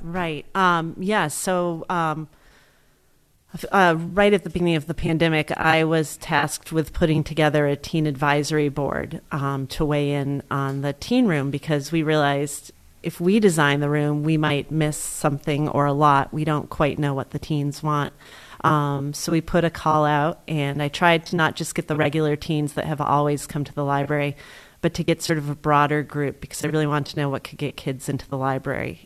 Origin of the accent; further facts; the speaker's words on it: Greenfield, Massachusetts, United States; I grew up in Greenfield